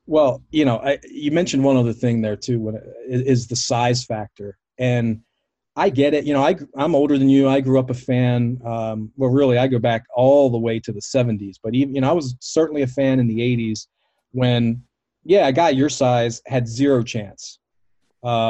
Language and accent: English; Baltimore, Maryland, United States; I grew up in Baltimore, a WWF city